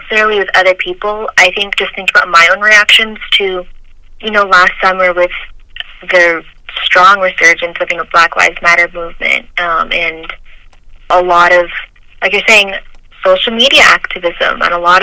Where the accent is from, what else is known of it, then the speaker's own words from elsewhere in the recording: United States; I am Asian American